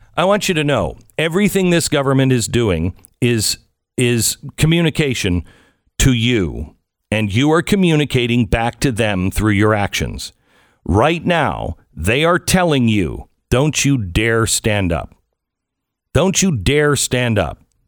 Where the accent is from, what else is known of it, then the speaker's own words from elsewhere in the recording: Pacific Northwest, United States; I grew up in the Pacific Northwest, the home of Weyerhaeuser